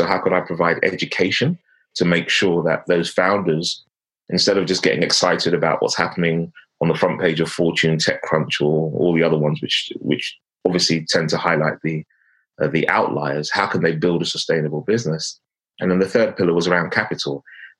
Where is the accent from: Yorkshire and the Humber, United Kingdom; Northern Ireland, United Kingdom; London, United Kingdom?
London, United Kingdom; But born and raised in London